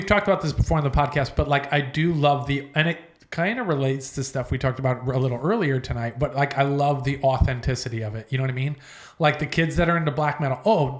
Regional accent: East Coast, United States; moved away as an adult; now in California, United States; So I've been in California for about 10 years now. Yeah. I never realized how popular … was because I'm from the East Coast.

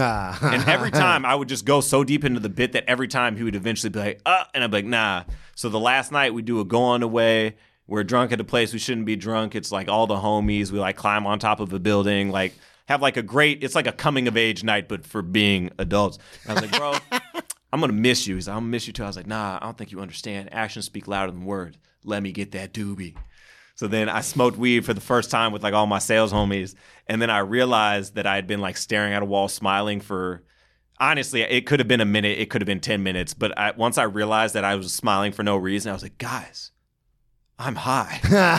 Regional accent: New York, United States; I'm from New York. You guys booked me for a whole weekend.

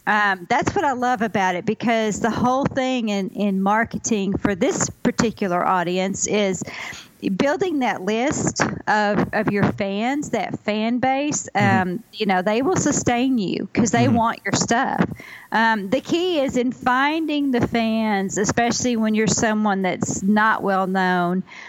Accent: Ozark Mountains, Arkansas, United States; also born or lived in California; I grew up in the Ozark Mountains in Arkansas

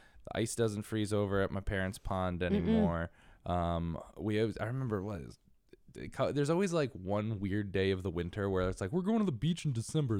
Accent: Connecticut, United States; I grew up in a snowy area too. I grew up in New England. I grew up in Connecticut, which is a witch's hair colder than New York.

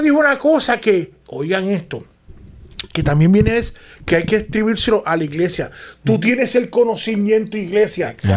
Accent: Puerto Rico; yo soy puertorriqueño

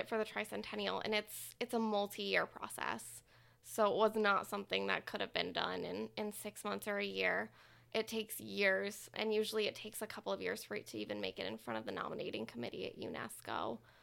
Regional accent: Plano, Texas, United States; moved away as an adult; also born or lived in New Orleans, Louisiana; now in Louisiana, United States; I grew up in Plano, Texas

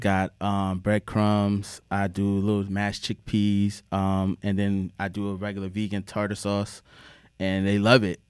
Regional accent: Norfolk, Virginia, United States; also born or lived in New Haven, Connecticut; we moved from New Haven down to Norfolk, Virginia about wanna say ninety-three or ninety-four, I was three years old

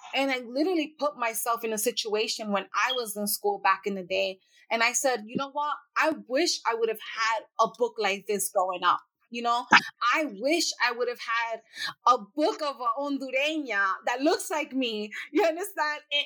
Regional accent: New York City, New York, United States; I grew up in the Bronx

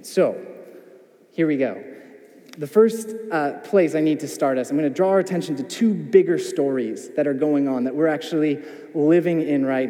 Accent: United States; as an American

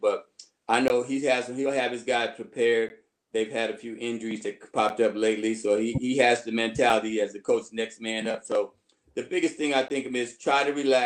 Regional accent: Canton, Ohio, United States; moved away as an adult; also born or lived in Michigan; I'm originally from Ohio. I grew up in Canton, Ohio.

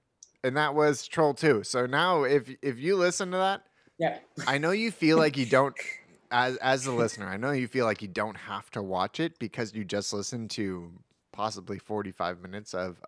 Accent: Brentwood, California, United States; I'm from Brentwood.

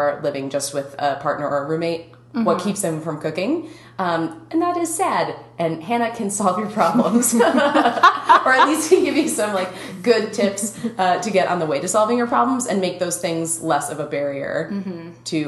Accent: Minnesota, United States; accent: Minnesotan; my Minnesotan accent

